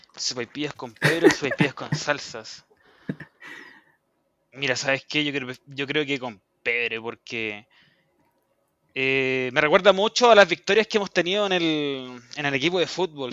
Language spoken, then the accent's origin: Spanish; Chile; also born or lived in Pudahuel; vivo en Puebla y soy chileno